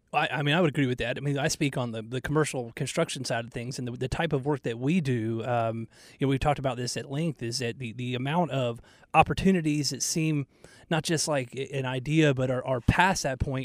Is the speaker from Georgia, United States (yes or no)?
yes; Atlanta, Georgia, United States; now in Charlotte, United States; growing up in Georgia, like we would never get snow. I mean, you get snow sometimes in North Carolina and Charlotte, but we, I mean, in Atlanta, we never got snow